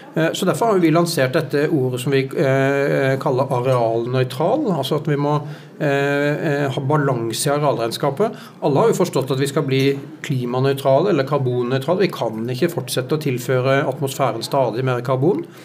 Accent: Sørlandet, Norway; jeg kommer fra Sørlandet og vokste opp eh, i stor grad ved sjøen

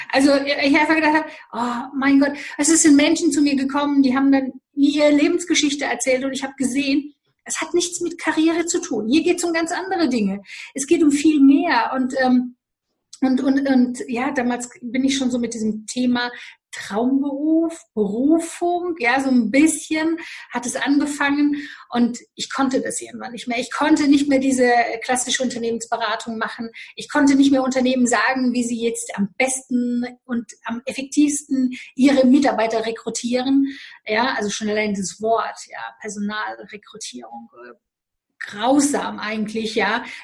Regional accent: Romania; Ich komme aus Rumänien, bin in Rumänien geboren und ich weiß, was Armut heißt.

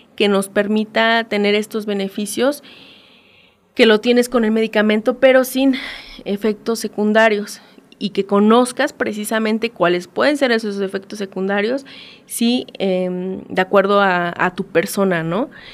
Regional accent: Mexico; como mexicanos, eh, como latinoamericanos

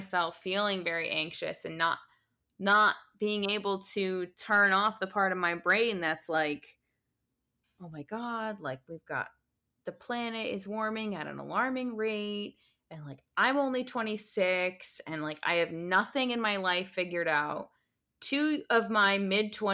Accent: United States; being American

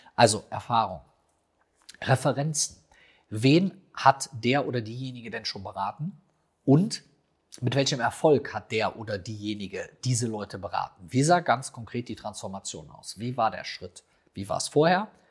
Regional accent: Rhineland, Germany; bei uns im Rheinland

